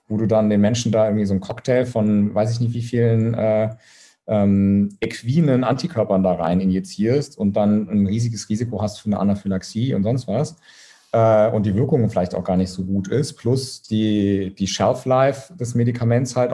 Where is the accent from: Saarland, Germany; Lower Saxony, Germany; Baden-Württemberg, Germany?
Saarland, Germany; Saarbrücken; Ich komme aus Saarbrücken übrigens, deswegen ist mir das gerade eingefallen. Keine Diskriminierung von Saarländern.